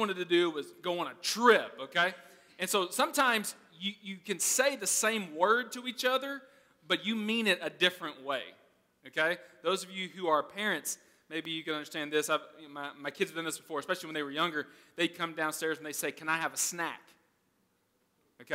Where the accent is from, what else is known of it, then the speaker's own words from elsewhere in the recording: Arkansas, United States; I'm from Arkansas